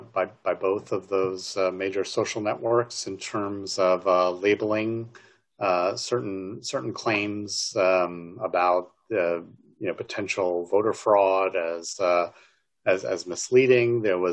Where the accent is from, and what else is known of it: New York, United States; born or raised there